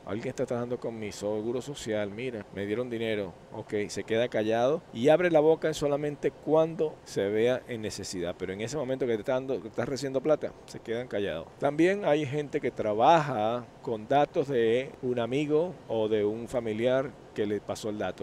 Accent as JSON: {"language": "Spanish", "country": "Venezuela", "moved": "yes", "said": "yo soy de Venezuela"}